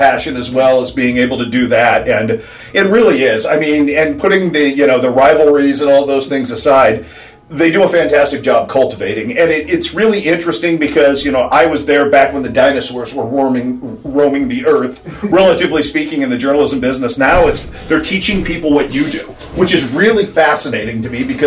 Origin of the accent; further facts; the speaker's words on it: Sacramento, California, United States; moved away as an adult; also born or lived in Columbia, Missouri / Los Angeles; now in Quincy, United States; I grew up in Sacramento